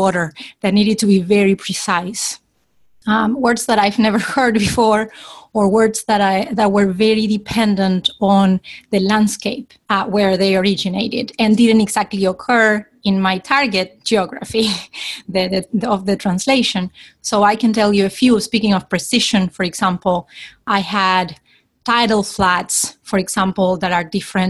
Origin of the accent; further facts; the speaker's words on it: Argentina; originally from Argentina